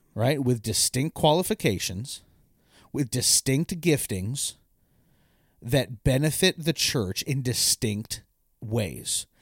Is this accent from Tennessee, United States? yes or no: no; Eastern Washington, United States; When I grew up in Eastern Washington